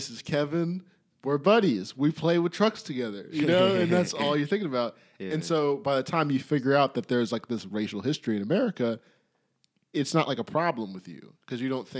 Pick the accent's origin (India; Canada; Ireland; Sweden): Canada; I'm from Canada